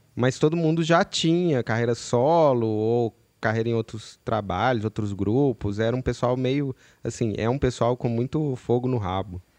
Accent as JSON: {"language": "Portuguese", "town": "Belo Horizonte", "region": "Minas Gerais", "country": "Brazil", "said": "lá em BH de onde eu sou"}